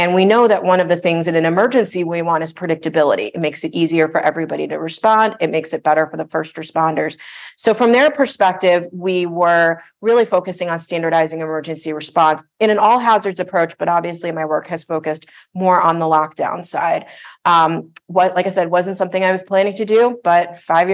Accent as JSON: {"language": "English", "town": "Parkland", "region": "Florida", "country": "United States", "tie": "born or raised there", "said": "I grew up in the Parkland area"}